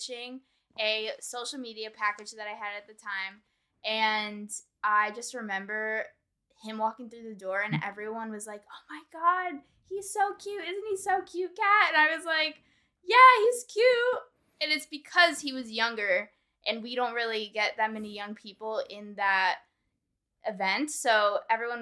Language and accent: English; Connecticut, United States; moved away as an adult; also born or lived in New York City; now in Alabama, United States; I grew up in Connecticut, but went to school